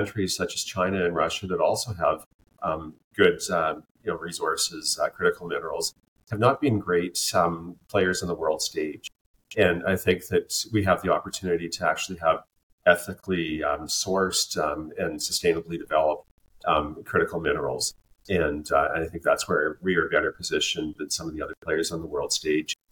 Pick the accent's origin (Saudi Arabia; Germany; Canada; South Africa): Canada; British Columbia; I'm from British Columbia, living in British Columbia now, as I have, it's home.